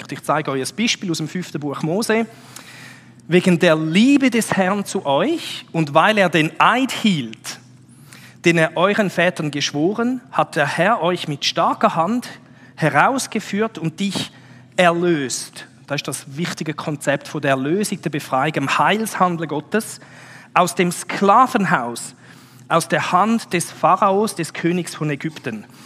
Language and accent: German; Switzerland; Das ist so ein bisschen wie wenn wir als Schweizer würden sagen, Berg.